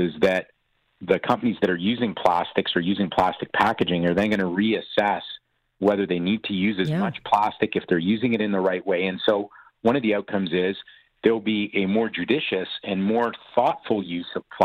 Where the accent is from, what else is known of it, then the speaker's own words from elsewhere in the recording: Canada; as Canadian citizens